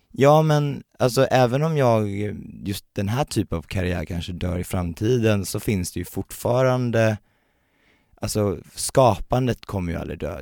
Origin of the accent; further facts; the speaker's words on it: Värnamo, Jönköping County, Sweden; also born or lived in Uppsala; now in Stockholm, Sweden; jag kommer från, eh, Värnamo, en liten